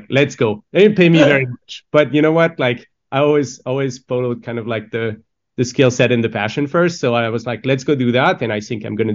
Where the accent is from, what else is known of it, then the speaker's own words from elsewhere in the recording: France; moved away; I grew up in France